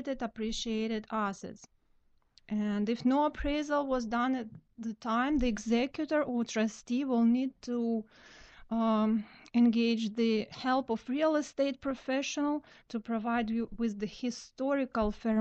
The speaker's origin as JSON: {"language": "English", "country": "Kazakhstan", "moved": "yes", "said": "I'm from Kazakhstan"}